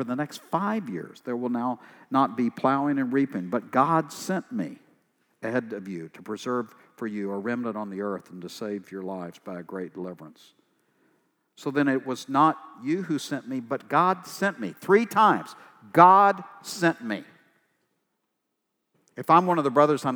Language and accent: English; East Texas, United States; I'm from East Texas